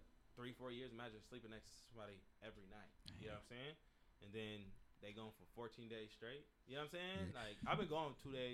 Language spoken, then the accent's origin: English; Pasadena, California, United States; I'm from Pasadena. So when you lose somebody that close, immediately dark thoughts happen.